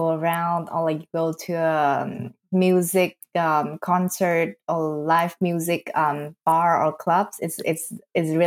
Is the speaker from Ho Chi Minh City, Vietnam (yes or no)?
no; Hanoi, Vietnam; moved away as an adult; now in Nuremberg, Germany; I'm from Vietnam, Hanoi, to be exact, the capital city